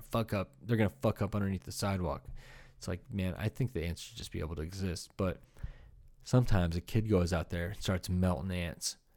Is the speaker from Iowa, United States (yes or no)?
yes; Iowa, United States; growing up in Iowa